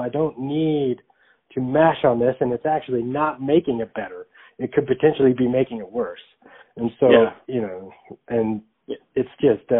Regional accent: Phoenix, Arizona, United States; I'm from Arizona, so Phoenix, Arizona

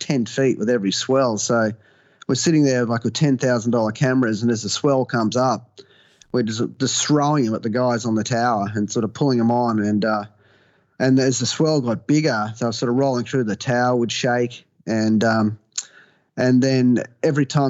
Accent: Gold Coast, Queensland, Australia; I was born and bred on the Gold Coast here in Queensland

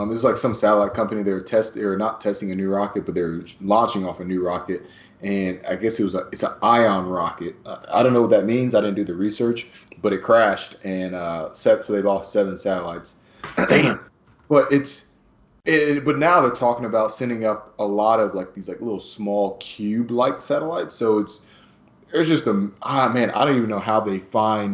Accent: Midwest, United States; we're both from the Midwest

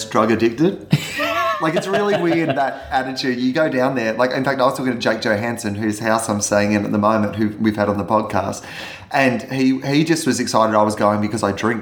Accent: Australia; I'm from Australia

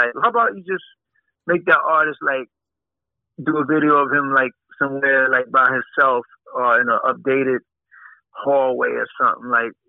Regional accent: Bronx, New York, United States; when, you know, I came from the Bronx, me and Dad, we had people roll with us. We had our whole projects roll with us to a show

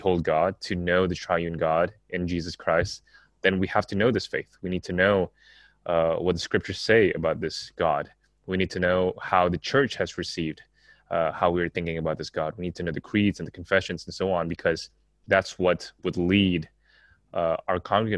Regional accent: Jakarta, Indonesia; also born or lived in Singapore; Just thinking about my own Asian context and growing up in Jakarta, Singapore, and also knowing some of the church backgrounds here and the seminaries here

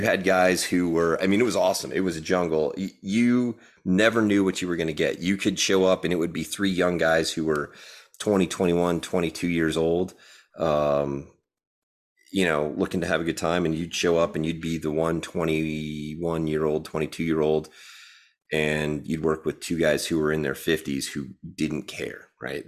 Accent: Syracuse, New York, United States; also born or lived in Maryland; I grew up in, uh, Syracuse, New York

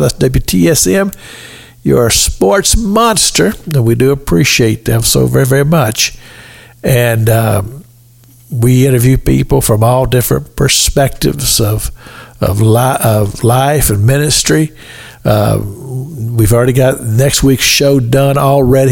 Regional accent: Kentucky, United States; I had a wonderful um, childhood growing up in the United States of America. Um, state of Kentucky

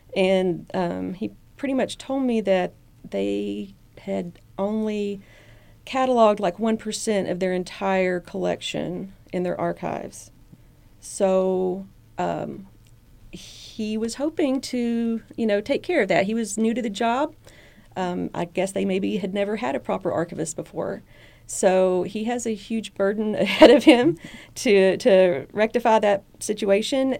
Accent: Southeast Arkansas, United States; moved away as an adult; now in Chattanooga, United States; I grew up down in Southeast Arkansas, right on the Mississippi River.

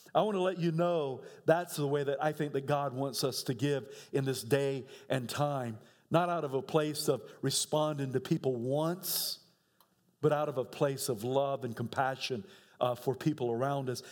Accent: United States; as American

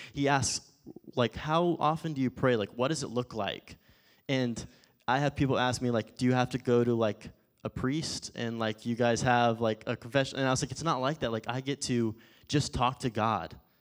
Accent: Forney, Texas, United States; also born or lived in Phoenix, Arizona; when I lived out in Forney, obviously Forney's kinda big now, but initially when I was out in Forney, if I traveled around Dallas or when I went to Phoenix to go to college or anything, if I told someone where I was at, I said, "I'm from Dallas."

